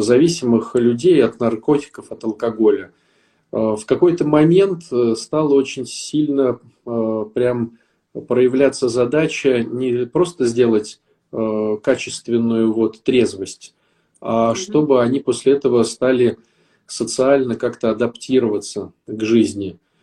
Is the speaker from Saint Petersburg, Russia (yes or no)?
yes; Saint Petersburg, Russia; я э, из Питера